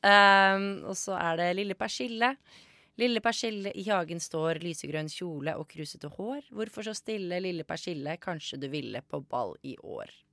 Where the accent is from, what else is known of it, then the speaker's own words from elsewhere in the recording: Bærum, Akershus, Norway; jeg er fra Bærum